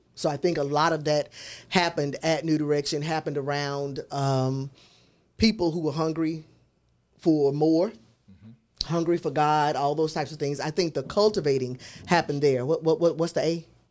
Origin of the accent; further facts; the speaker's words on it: Memphis, Tennessee, United States; growing up in South Memphis